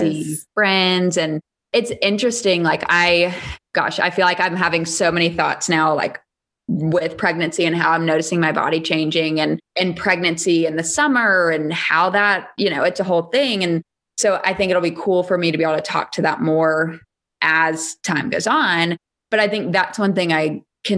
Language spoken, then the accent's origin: English; Charleston, South Carolina, United States; moved away; I grew up in Charleston, South Carolina.